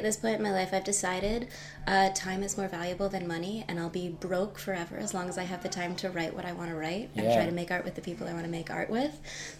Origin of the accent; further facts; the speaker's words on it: San Francisco, California, United States; also born or lived in Long Island; I'm from San Francisco, the most beautiful city in America, and from a tiny town on Long Island where they grow potatoes. And my whole family went back and forth between the two coasts every 6 months as a kid.